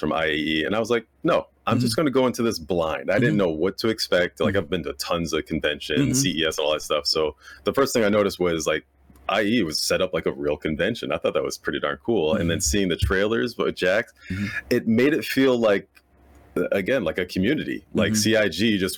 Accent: Buffalo, New York, United States; now in Los Angeles, United States; I'm from Buffalo, New York, so I'm in Buffalo visiting my parents

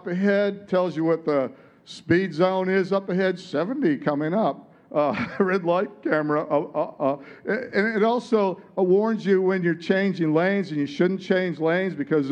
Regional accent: Detroit, Michigan, United States; moved away as an adult; now in Sunshine Coast, Australia; I grew up in Detroit

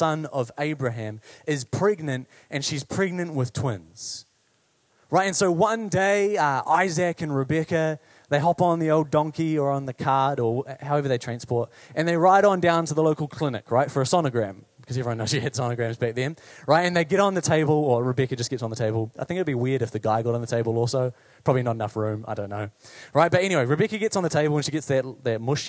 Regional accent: Paraparaumu, Wellington, New Zealand; I grew up in Parapara'umu

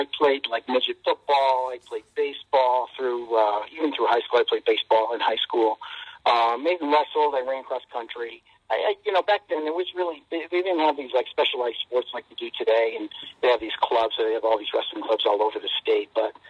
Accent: New Britain, Connecticut, United States; I was supposed to go to New Britain High School, and last minute, when I was in 10th grade, I transferred to Pulaski High School, which was the school on the other side of town.

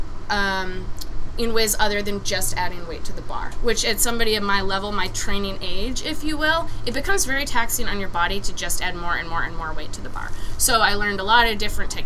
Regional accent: Maine, United States; moved away as an adult; I'm from Maine originally, so I thought it was going to be, like, moving back to my hometown

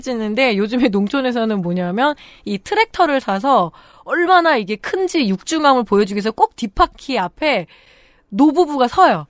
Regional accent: Chungju, North Chungcheong, South Korea; 충주 출신이다 보니까

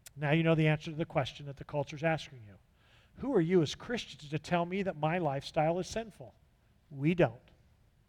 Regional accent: California, United States; now in Texas, United States; I wasn't raised in Texas. I was raised in California

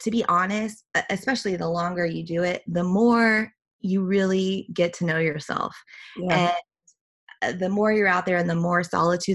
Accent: Midwest, United States; I grew up, I'm from the Midwest, country girl at heart

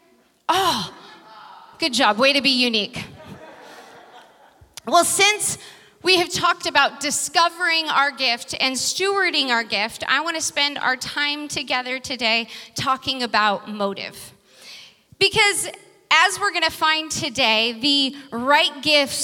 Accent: Vacaville, California, United States; now in San Francisco, United States; Uncle Danny is my brother who lives back in my hometown on 5 acres, farmer Uncle Danny.

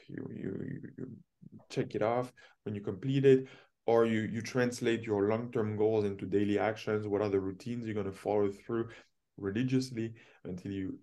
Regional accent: France; also born or lived in Toronto; now in Ontario, Canada; I grew up with in Europe, in France

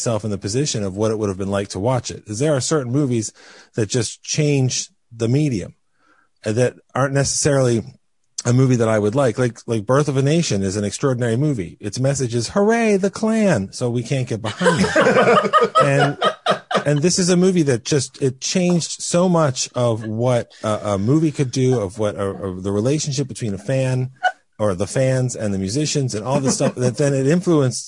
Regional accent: United States; I grew up in America and on Earth

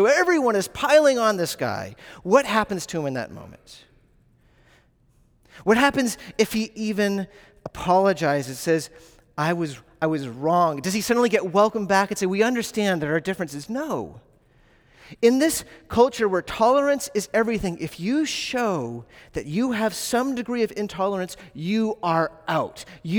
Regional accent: the South, United States; I grew up in the South, so this is what I believe.

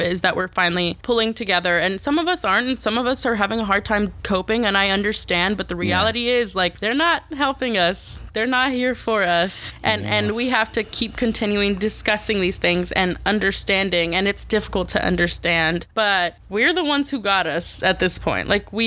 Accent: United States; as an American, as a Mexican American

